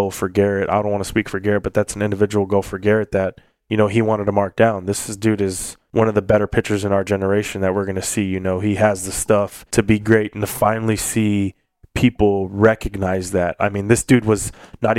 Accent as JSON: {"language": "English", "town": "Corpus Christi", "region": "Texas", "country": "United States", "tie": "born or raised there", "said": "I was back in my hometown."}